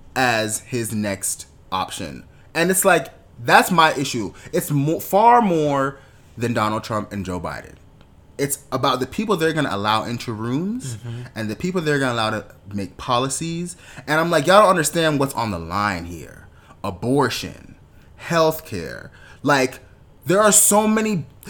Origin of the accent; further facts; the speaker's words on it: Jamaica; being Jamaican uh, West Indian, but Jamaican specifically